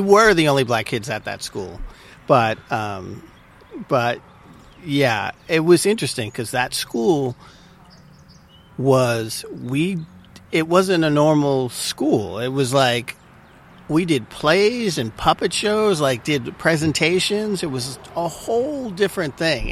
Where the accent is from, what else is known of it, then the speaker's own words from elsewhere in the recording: Malden, Massachusetts, United States; moved away as an adult; also born or lived in San Francisco; I grew up in Malden, Massachusetts